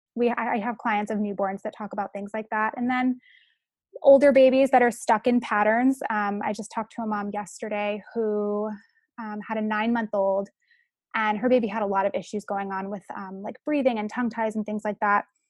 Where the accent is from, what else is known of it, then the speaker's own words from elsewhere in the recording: San Francisco, California, United States; I'm from San Francisco